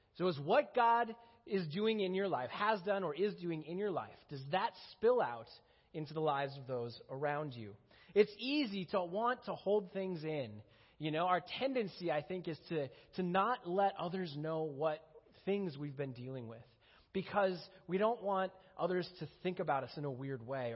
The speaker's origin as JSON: {"language": "English", "region": "Minnesota", "country": "United States", "tie": "born or raised there", "moved": "as an adult", "said": "I grew up in Minnesota"}